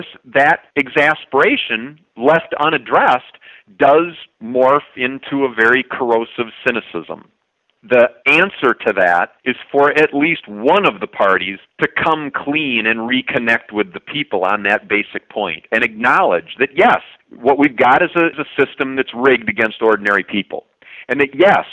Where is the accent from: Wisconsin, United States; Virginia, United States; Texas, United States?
Wisconsin, United States; Curtis; my hometown of Curtis, 150 people